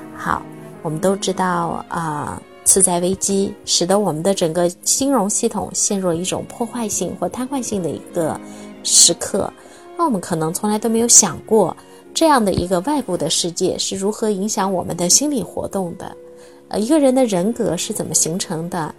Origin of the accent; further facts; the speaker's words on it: China; 我是一个中国人